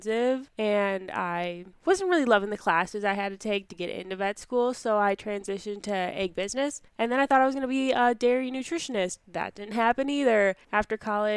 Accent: Dodge County, Wisconsin, United States; I grew up in Dodge County, Wisconsin, on my family's 70-cow dairy farm

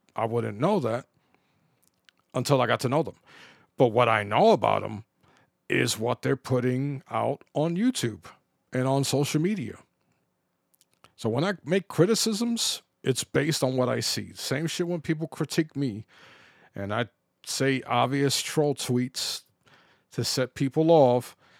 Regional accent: New York City, New York, United States; When I grew up in the Bronx

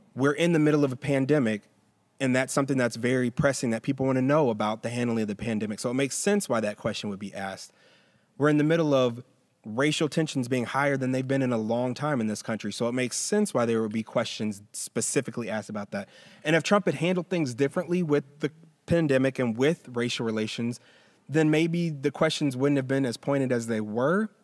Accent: Roswell, Georgia, United States; I grew up in Roswell

